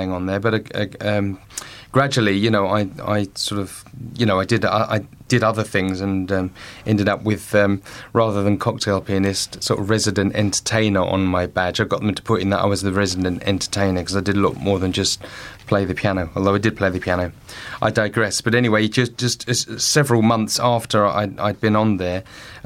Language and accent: English; Colchester, East of England, United Kingdom; my hometown of Colchester